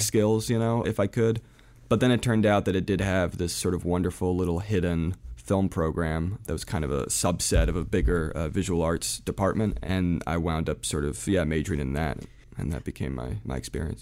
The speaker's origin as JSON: {"language": "English", "region": "New Jersey", "country": "United States", "tie": "born or raised there", "also_born_or_lived": "Providence, Rhode Island / France", "said": "I was born in Providence, Rhode Island, mainly raised in New Jersey. though a little bit in France, we sort of went back and forth."}